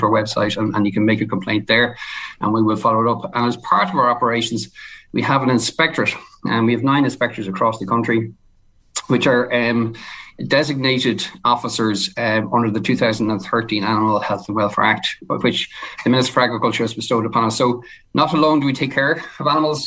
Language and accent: English; Tullyallen, County Louth, Ireland; also born or lived in Dublin; now in Drogheda, Ireland; born and bred Tully Allen, went to Tully Allen National School